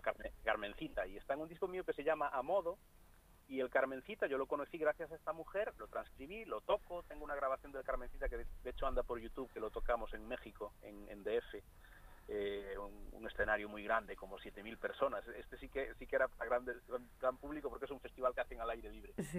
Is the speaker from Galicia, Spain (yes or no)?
yes; Galicia, Spain; first language Galician; Spanish is a second language; música de Galicia, que es de donde yo soy.